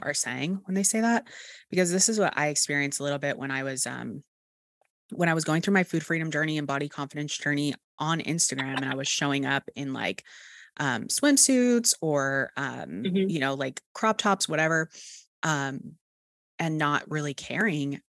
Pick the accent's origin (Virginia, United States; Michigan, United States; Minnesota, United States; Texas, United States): Texas, United States; accent: Texas; my Texas accent